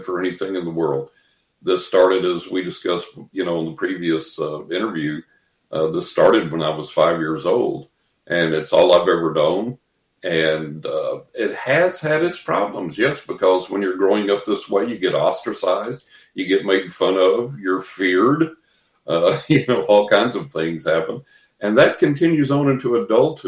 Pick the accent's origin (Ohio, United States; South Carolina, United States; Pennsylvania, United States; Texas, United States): Texas, United States; West; growing up in West Texas, you know, the lower part of the Bible Belt